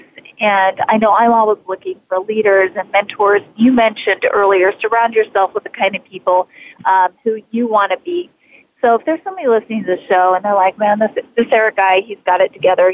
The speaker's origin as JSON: {"language": "English", "region": "Idaho", "country": "United States", "tie": "born or raised there", "moved": "as an adult", "said": "I was born and raised in Idaho"}